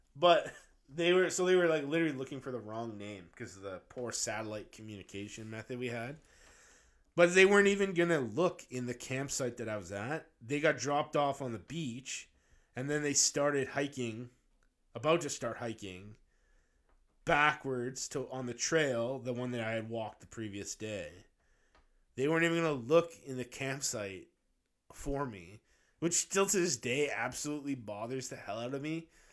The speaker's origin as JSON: {"language": "English", "town": "Abbotsford", "region": "British Columbia", "country": "Canada", "tie": "born or raised there", "said": "Abbotsford's, like, my hometown."}